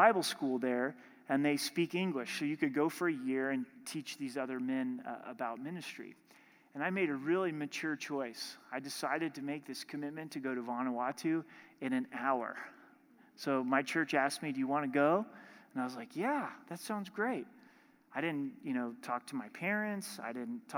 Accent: Southern Oregon, United States; I grew up in Southern Oregon

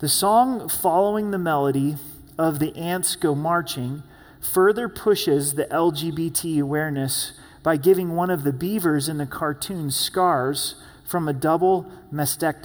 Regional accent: Southern Oregon, United States; moved away; growing up in Southern Oregon, we would catch frogs

